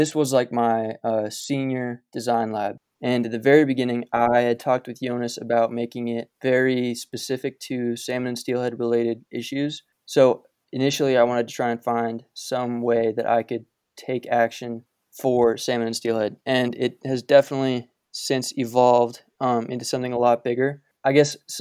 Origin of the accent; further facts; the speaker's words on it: Boise, Idaho, United States; also born or lived in Park City, Utah; We moved to Boise from Park City in 2004